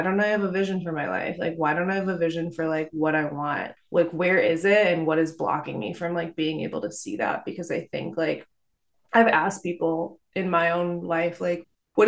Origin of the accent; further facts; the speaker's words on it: Detroit, Michigan, United States; also born or lived in Tahoe; now in Vermont, United States; I grew up in Detroit